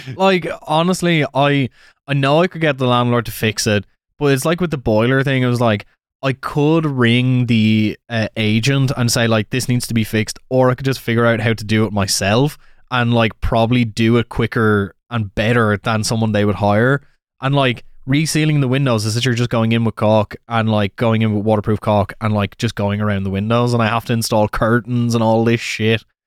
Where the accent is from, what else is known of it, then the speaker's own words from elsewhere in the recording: Wexford, Leinster, Ireland; moved away; Turns out the guy's from the same town as me.